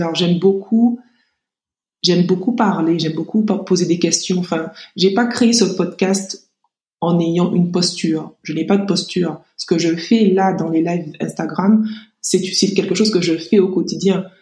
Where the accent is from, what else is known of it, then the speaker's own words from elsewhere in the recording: Martinique; also born or lived in Metropolitan France; now in France; je suis martiniquaise